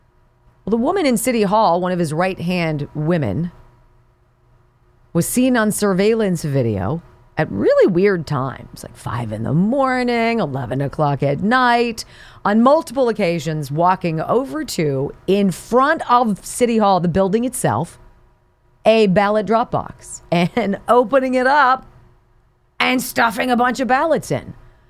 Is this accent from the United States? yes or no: no; Cuba; I come from Cuba. My people are from Cuba. We don't trust banks because we don't get banks, right?